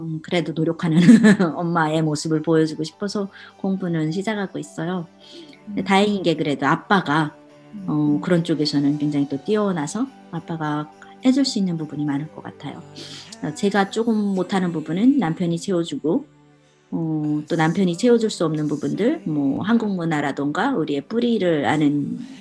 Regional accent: North Korea; born or raised there; now in Oregon, United States

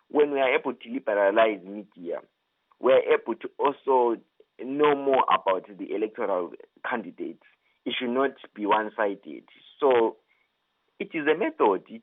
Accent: Zimbabwe; various uh, African countries, including my home country, Zimbabwe.

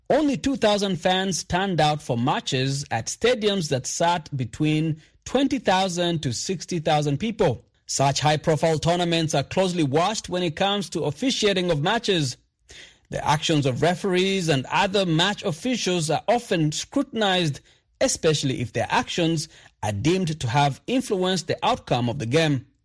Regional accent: Kampala, Central Region, Uganda; Uh, I stay in Wafu. Uh, I'm from Kampala, Uganda.

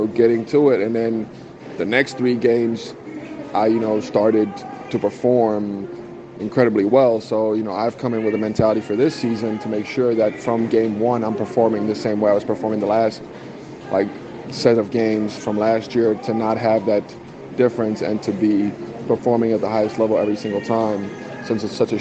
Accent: United States; now in South Africa; growing up in the States for a good amount of my life

